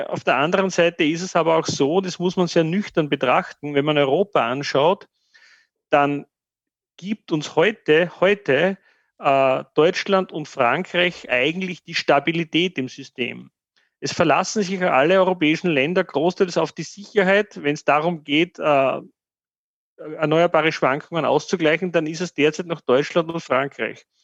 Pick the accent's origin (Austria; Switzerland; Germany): Austria; dass ich stolz bin, dass wir diesen Weg nicht eingeschlagen haben